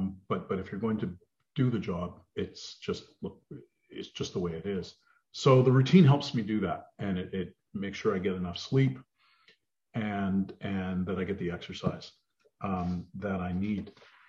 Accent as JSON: {"language": "English", "town": "Edmonton", "region": "Alberta", "country": "Canada", "lives_now": "Ottawa, Canada", "said": "well, you remember I came from Edmonton, so"}